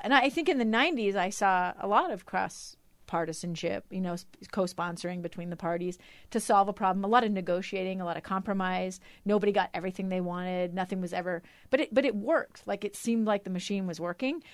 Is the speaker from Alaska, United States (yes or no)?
yes; Alaska, United States; now in Utah, United States; I'm from Alaska